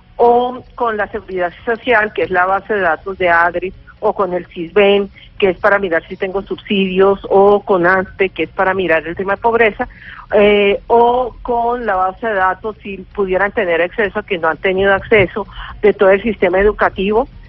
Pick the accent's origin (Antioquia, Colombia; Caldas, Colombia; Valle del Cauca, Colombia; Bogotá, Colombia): Valle del Cauca, Colombia; Cali; also born or lived in Bogotá; yo soy caleña